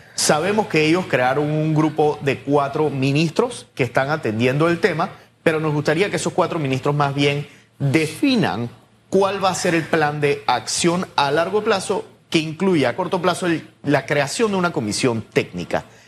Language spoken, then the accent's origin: Spanish; Panama; nosotros como ciudadanos panameños